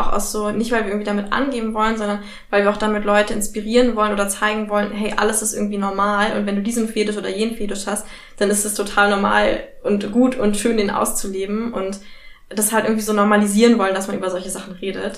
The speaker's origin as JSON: {"language": "German", "region": "Berlin", "country": "Germany", "said": "ich bin ja auch Berlinerin"}